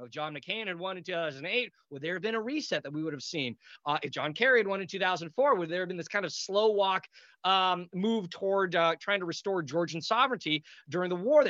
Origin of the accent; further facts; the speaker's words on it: United States; I'm an American, you're an American, we're two Americans